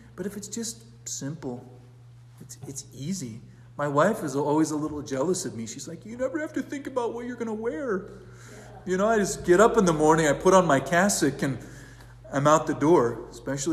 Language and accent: English; California, United States; now in Brier, United States; I'm from California